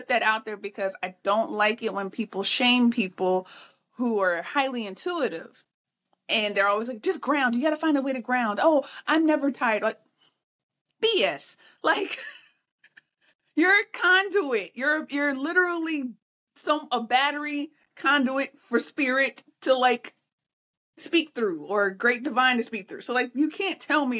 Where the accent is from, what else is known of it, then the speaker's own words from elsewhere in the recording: Midwest, United States; I'm a Midwesterner by birth, so I grew up in a portion of Tornado Alley